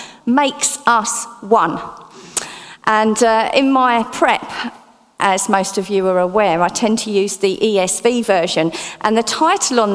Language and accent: English; Essex, East of England, United Kingdom; accent: Essex; my Essex accent